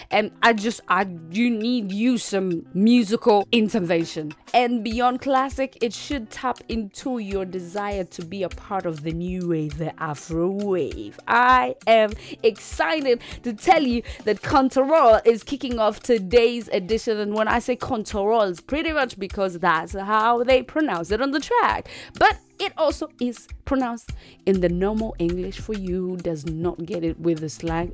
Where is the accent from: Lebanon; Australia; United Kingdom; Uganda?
Uganda; Straight out of the motherland the part of Africa